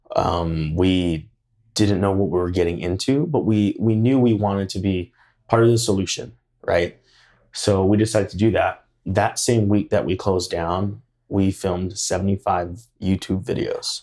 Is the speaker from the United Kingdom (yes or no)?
no; Hawaii, United States; now in Idaho Falls, United States; I grew up in Hawaii. I'm also of Hawaiian descent.